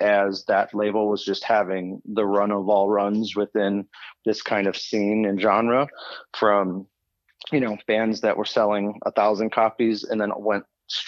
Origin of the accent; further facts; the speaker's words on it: Des Plaines, Illinois, United States; grew up in Des Plaines.